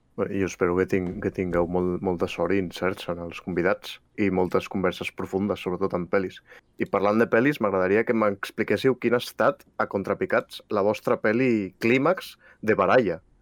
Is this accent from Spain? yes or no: yes; Catalonia, Spain; som catalans